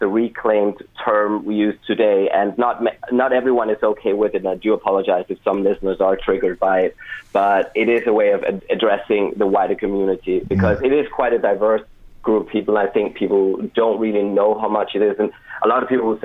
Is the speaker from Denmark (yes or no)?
yes; Denmark; moved away as an adult; now in Cork, Ireland; I'm from Denmark originally. I've lived here in Ireland for a couple of years